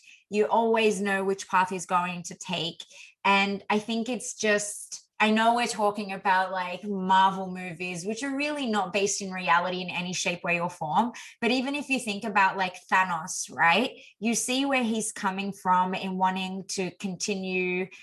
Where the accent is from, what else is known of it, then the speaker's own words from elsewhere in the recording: Australia; as an Aussie growing up